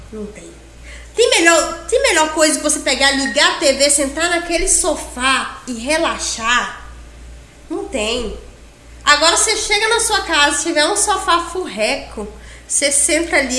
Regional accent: Confresa, Mato Grosso, Brazil; also born or lived in Tailândia, Pará; eu cresci em Confresa, sempre em Confresa

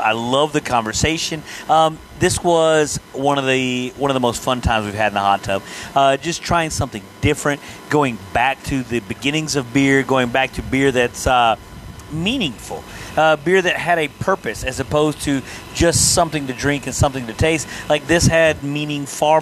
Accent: East Texas, United States; accent: East Texas; my East Texas accent

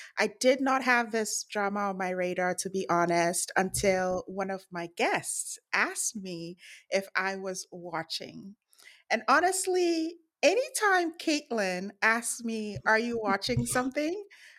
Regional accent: Ghana; we found out that we're both from Ghana.

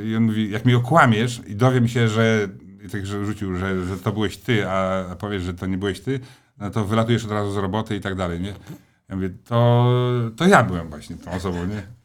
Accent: Stalowa Wola, Subcarpathian Voivodeship, Poland; moved away; jestem takim jednak y, chłopakiem ze Starowej Woli, takim z krwi i kości

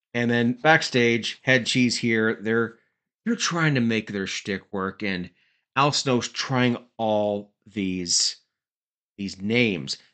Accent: Cannington, Ontario, Canada; my hometown, Cannington, Ontario, Canada

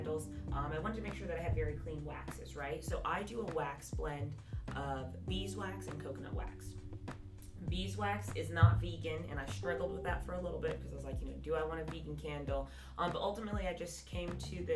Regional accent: Jacksonville, Florida, United States; born and raised in Jacksonville

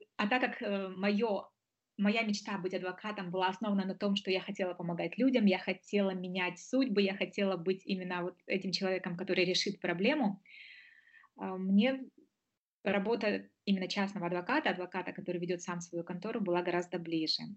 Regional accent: Moldova; moved away as an adult; now in Germany; Я до этого успела поучиться на родине. Я из Молдовы

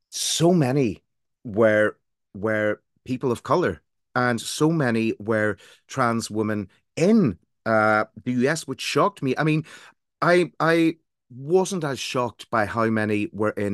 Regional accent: Ireland; accent: Irish; now in England; as you can tell from my accent, although I live in England, I'm from Ireland

